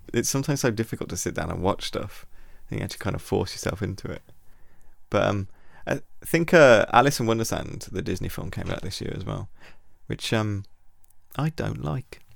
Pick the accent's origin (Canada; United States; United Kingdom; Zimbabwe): United Kingdom; we are British